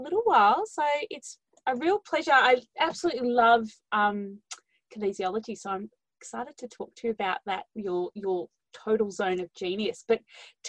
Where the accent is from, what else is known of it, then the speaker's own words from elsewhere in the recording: Melbourne, Victoria, Australia; now in Gippsland, Australia; I'm from Melbourne where you are now